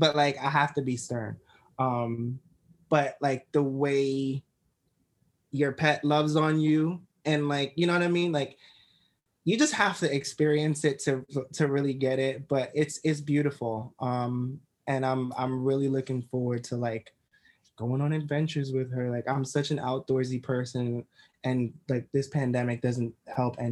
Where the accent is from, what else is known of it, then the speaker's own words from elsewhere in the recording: New York City, New York, United States; I grew up in Crown Heights, Brooklyn